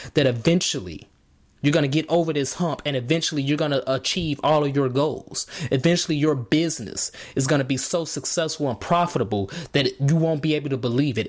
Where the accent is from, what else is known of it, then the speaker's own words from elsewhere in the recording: Markham, Illinois, United States; in Chicago where I grew up in Markham.